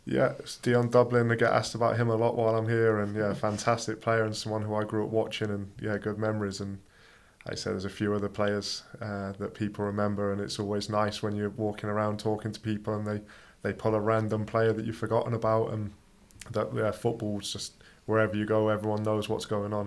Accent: Coventry, West Midlands, United Kingdom; now in Iceland; I'm from Coventry, a small village outside of there, but yeah, Coventry not too far from Birmingham.

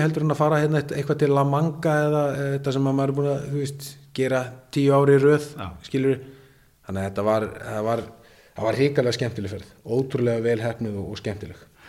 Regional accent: Iceland; also born or lived in Norway

